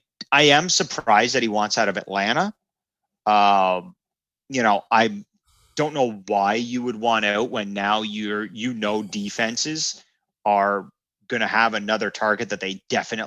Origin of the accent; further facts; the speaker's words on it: Canada; And I know we're hockey centric. We're Canadian boys. We love it.